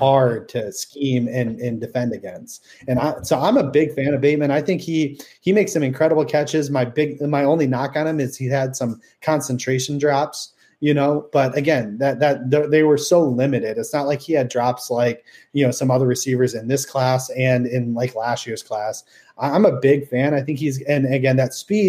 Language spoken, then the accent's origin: English; Minnesota, United States; we're all from Minnesota here